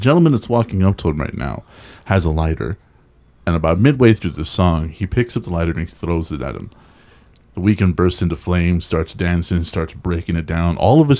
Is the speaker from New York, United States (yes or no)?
no; Texas, United States; I'm Hispanic and I'm also from Texas